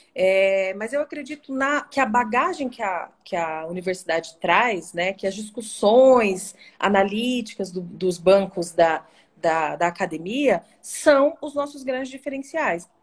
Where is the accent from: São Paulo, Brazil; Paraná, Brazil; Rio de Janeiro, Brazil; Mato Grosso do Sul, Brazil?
Mato Grosso do Sul, Brazil; Dourados; also born or lived in Cuiabá, Mato Grosso; eu saí de Dourados para fazer esse curso, aqui em Dourados, na Unigran